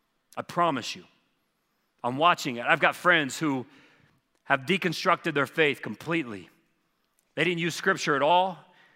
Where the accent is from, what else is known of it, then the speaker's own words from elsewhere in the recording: the South, United States; Well, man, the parts I'm from the South, there were many years, no, you could not.